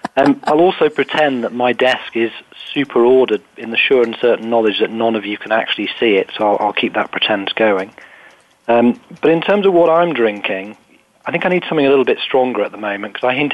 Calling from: West Byfleet, South East England, United Kingdom; Well, I'm calling from West Byfleet, where the office is, little place just west of London.

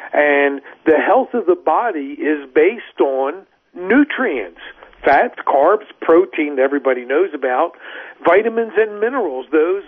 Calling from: New Mexico, United States; Actually, I'm not in Texas. I'm actually in New Mexico, but staying in touch with the family in Texas.

